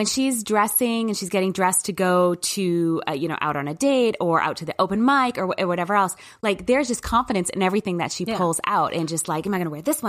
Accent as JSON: {"language": "English", "region": "New Hampshire", "country": "United States", "tie": "born or raised there", "said": "because I did not grow up in a city, and actually I grew up quite in New Hampshire in the, you know, the backwoods, I guess, with lots of acres between people"}